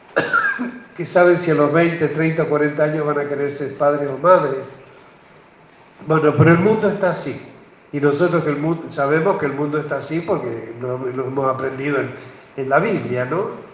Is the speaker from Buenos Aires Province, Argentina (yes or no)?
no; Albardón, San Juan, Argentina; moved away; also born or lived in Buenos Aires; somos de familia de Bardón